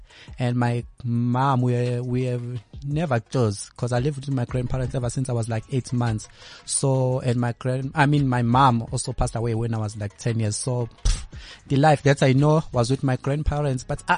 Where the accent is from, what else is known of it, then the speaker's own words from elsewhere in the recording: Pietermaritzburg, KwaZulu-Natal, South Africa; also born or lived in Wartburg; as you have introduced me, from KwaZulu Natal. So I was born in Pietermaritzburg. So that's where I did my primary education, secondary.